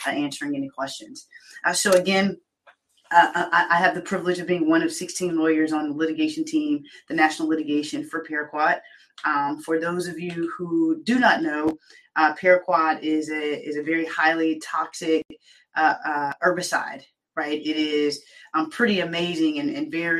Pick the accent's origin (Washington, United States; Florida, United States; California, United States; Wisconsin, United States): Florida, United States; Pensacola; Pensacola, Florida, my hometown